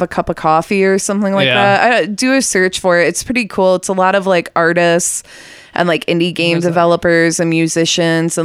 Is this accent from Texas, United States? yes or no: yes; Austin, Texas, United States; we're all from Austin